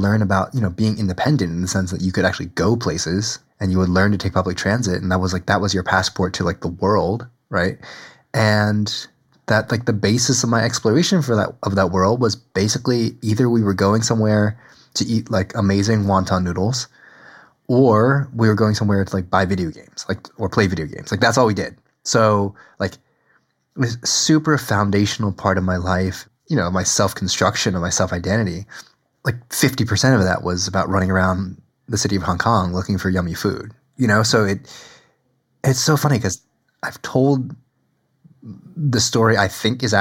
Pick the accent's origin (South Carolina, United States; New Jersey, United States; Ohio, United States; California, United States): New Jersey, United States; born or raised there